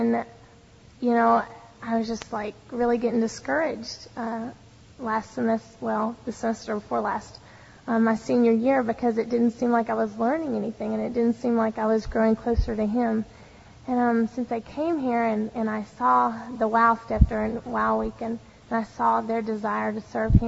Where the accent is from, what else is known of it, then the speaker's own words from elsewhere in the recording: Mississippi, United States; moved away as an adult; now in California, United States; I'm from Mississippi